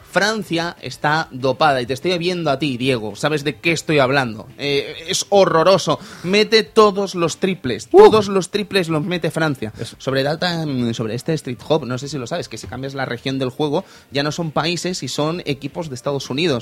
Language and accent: Spanish; Fuencaliente, Castilla-La Mancha, Spain; En mi pueblo, allí en Fuencaliente, en Castilla-La Mancha